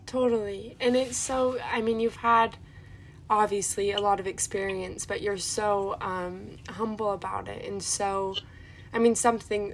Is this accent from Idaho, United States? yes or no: no; Utah, United States; I was just born in Utah